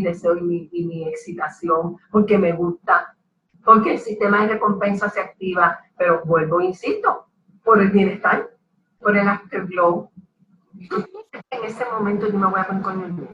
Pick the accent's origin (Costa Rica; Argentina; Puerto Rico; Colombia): Puerto Rico; Ponce; soy ponceña y boricua